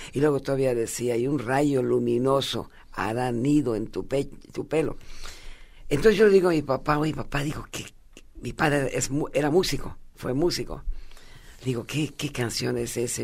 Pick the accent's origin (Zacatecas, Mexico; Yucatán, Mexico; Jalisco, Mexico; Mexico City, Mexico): Yucatán, Mexico; Mérida; yo viví toda mi, mi niñez y mi adolescencia en Mérida